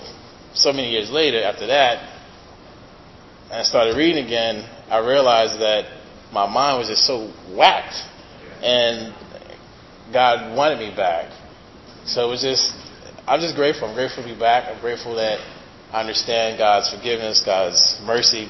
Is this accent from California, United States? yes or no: no; New York City, New York, United States; I'm originally from Brooklyn